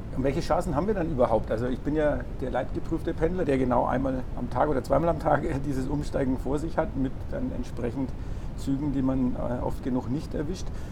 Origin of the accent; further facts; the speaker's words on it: Bad Windsheim, Bavaria, Germany; moved away; bin in meine Heimatgemeinde gefahren